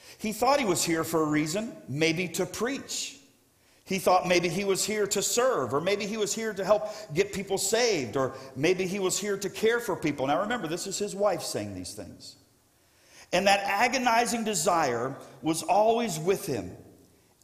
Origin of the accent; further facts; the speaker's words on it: South Florida, United States; I grew up in South Florida